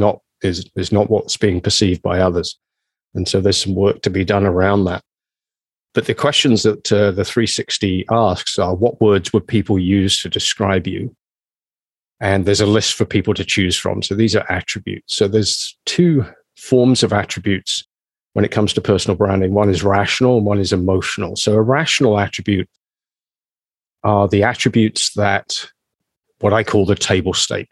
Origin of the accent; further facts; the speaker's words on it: England, United Kingdom; moved away as an adult; now in Canada; I consider Canada as much home as my home country, England.